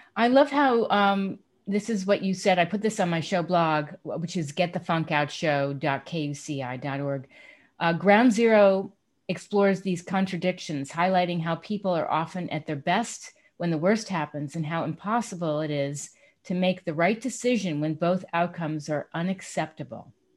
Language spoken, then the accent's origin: English; East Coast, United States; moved away; I'm from the East Coast